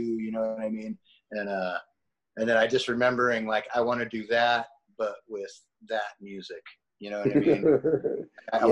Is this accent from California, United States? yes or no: yes; Sacramento, California, United States; I grew up in Sacramento